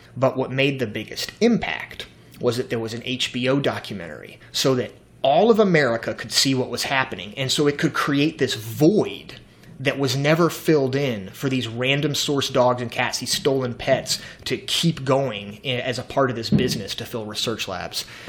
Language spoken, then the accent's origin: English; the South, United States; I'm from the South.